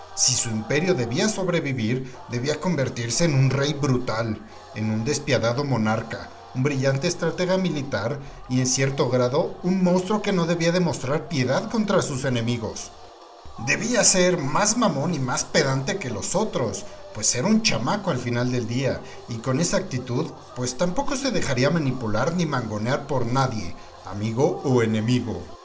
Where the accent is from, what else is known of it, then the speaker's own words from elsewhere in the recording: Mexico; el vikingo mexicano